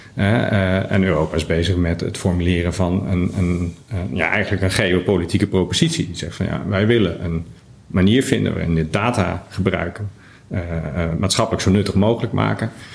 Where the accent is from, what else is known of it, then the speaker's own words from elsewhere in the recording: Netherlands; we in Nederland